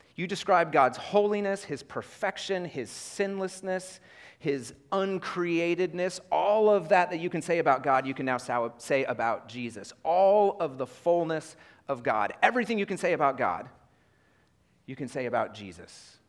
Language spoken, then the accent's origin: English; Iowa, United States; moved away; I grew up in Iowa